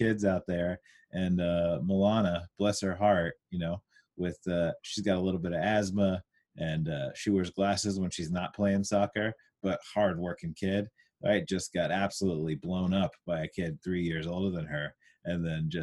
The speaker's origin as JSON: {"language": "English", "town": "Huntington Beach", "region": "California", "country": "United States", "tie": "born or raised there", "said": "my experiences growing up in Huntington, where, you know, it was a more of a suburb"}